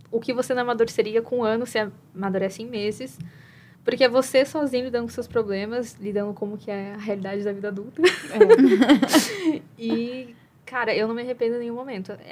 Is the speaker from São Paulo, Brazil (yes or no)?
yes; São Paulo, Brazil; moved away as an adult; also born or lived in Tocantins; meu primeiro estágio fora de casa foi a universidade, que eu saí de São Paulo, fui pro Tocantins fazer minha graduação.